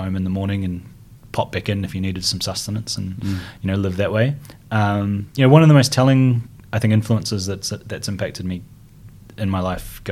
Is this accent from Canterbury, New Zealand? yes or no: yes; Christchurch, Canterbury, New Zealand; I grew up in North New Brighton, by the beach